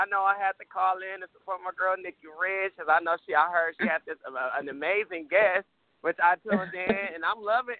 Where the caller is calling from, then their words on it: Los Angeles, California, United States; I am calling from Los Angeles, California. Los Angeles, Hollywood.